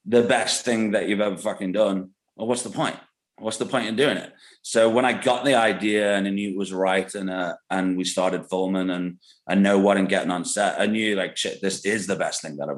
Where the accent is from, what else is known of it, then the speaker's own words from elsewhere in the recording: England, United Kingdom; growing up in England